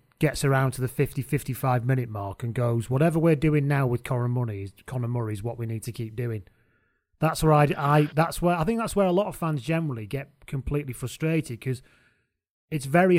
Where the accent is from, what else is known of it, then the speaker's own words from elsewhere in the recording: England, United Kingdom; Speaking as an English person